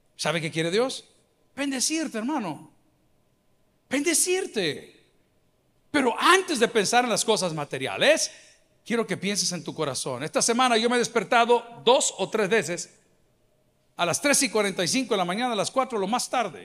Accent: El Salvador; decimos en El Salvador

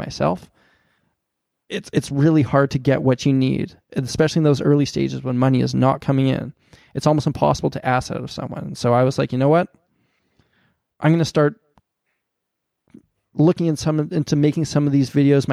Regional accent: Canada; I'm a Canadian

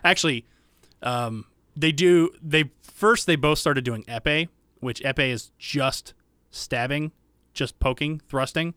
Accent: the South, United States; I grew up in the South

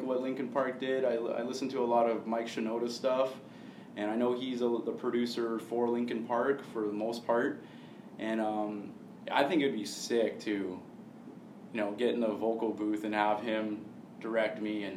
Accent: Hamilton, Ontario, Canada; I'm from Hamilton, proud to be from Hamilton, love that city so much, I'm always going to love my city

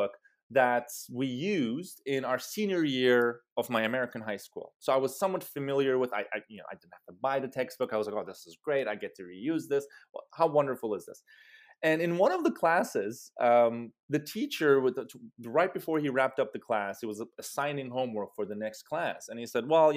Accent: Istanbul, Turkey; moved away as an adult; now in United States; I grew up in Istanbul, Turkey

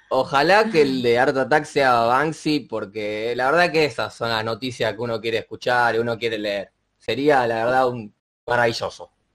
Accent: Argentina; como argentino

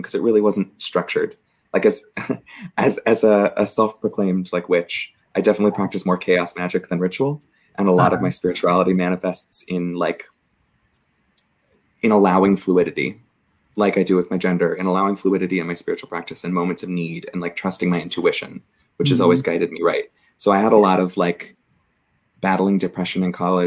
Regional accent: Southern California, United States; moved away as an adult; also born or lived in Provo, Utah / Oklahoma; now in San Francisco, United States; I was raised in a pretty conservative suburb in Southern California

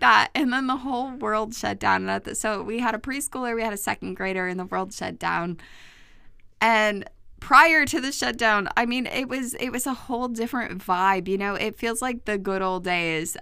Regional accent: New York, United States; I grew up in New York, I lived in New York, and when I was working in New York

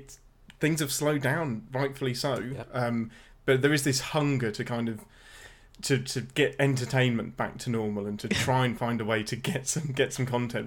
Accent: England, United Kingdom; I'm the only English person in the world that despises The Crown.

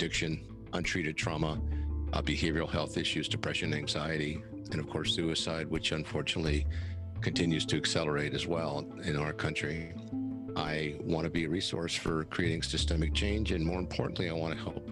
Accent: San Diego, California, United States; I grew up here in San Diego

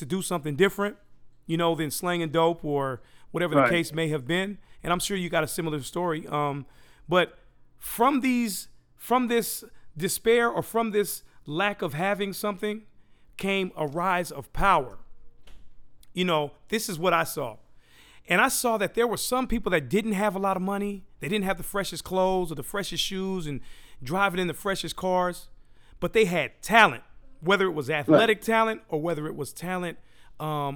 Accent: Daly City, California, United States; also born or lived in San Francisco; I was born in San Francisco, raised in Daly City

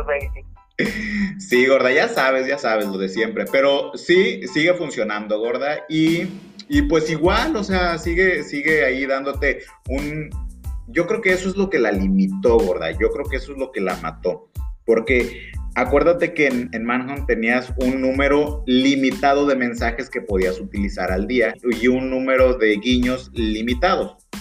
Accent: Mexico; los que somos de México

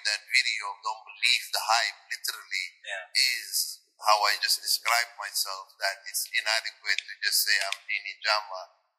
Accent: Somalia; now in Ottawa, Canada; It's the thousands who have trained me growing up in Somalia, growing up in different places, and coming to Canada.

